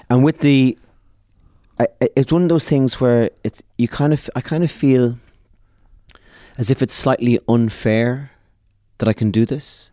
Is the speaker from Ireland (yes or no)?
yes; Ireland; We are a people, the Irish